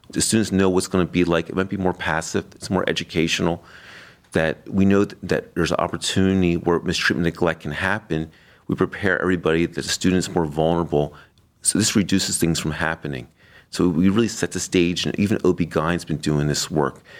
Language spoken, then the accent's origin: English; Florida, United States; now in Cleveland, United States; I was raised on the East Coast in Florida. I view Florida as my home state